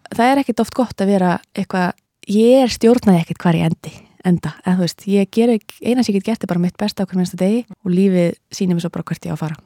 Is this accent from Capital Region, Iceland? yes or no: no; Akureyri, Northeastern Region, Iceland; moved away as an adult; also born or lived in Manhattan, New York; now in Brooklyn, United States; ég hef ólst upp í einbilshúsi á Akureyri